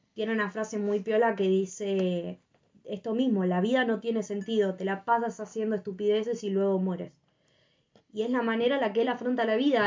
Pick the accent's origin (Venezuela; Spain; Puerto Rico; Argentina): Argentina; Somos argentinos